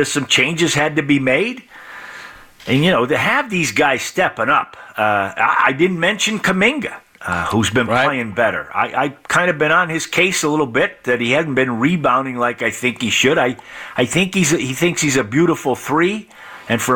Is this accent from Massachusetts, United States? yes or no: yes; Chicopee, Massachusetts, United States; where I grew up in Chicopee, Massachusetts, a town of 60,000